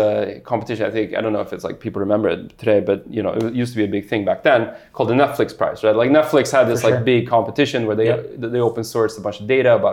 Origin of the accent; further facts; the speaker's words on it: Sweden; moved away; I grew up in Sweden